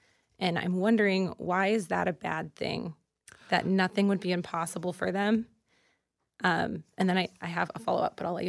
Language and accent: English; Maryland, United States; I grew up in Maryland, and I am a sophomore studying Jewish studies.